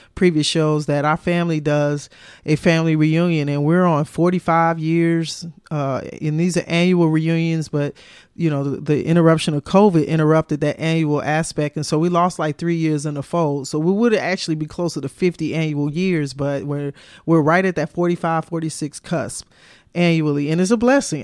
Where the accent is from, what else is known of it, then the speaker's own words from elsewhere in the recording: United States; as an American and traveling to Europe